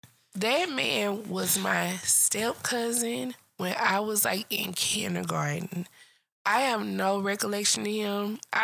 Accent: Port Arthur, Texas, United States; that's the street I grew up on.

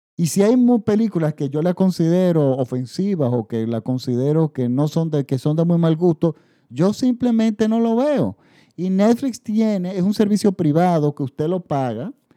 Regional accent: Dominican Republic; en, República Dominicana, en mi país

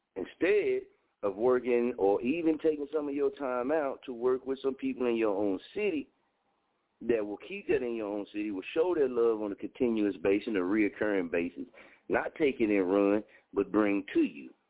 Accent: Muskogee, Oklahoma, United States; moved away as an adult; Muskogee for me, Muskogee is not my market. It's my hometown. I love it here

